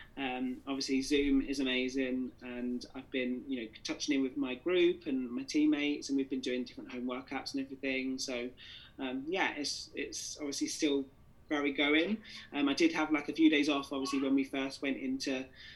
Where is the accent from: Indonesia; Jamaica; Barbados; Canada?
Jamaica; Yeah, I think obviously, you know, being Jamaican and obviously being with that dual heritage, I had lots of people from all over the world actually just, you know, asking me for advice of how they should come out.